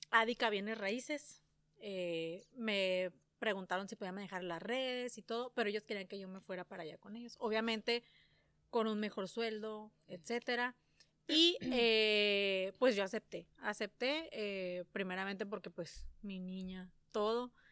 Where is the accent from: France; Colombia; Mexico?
Mexico; San Luis Río Colorado, Sonora; yo soy de aquí de San Luis Río Colorado, este, arriba Sonora.